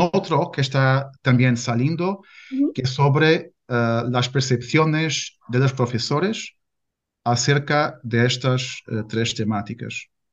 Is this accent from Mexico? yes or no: no; Portugal; Spanish is a second language; also born or lived in Porto; soy eh, portugués, vivo en Porto